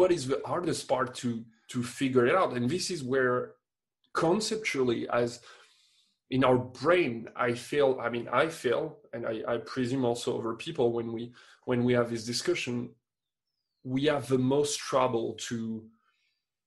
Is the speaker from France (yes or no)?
yes; France; moved away as an adult; now in Quebec, Canada; I'm still French, but I mean, I still have just my French paper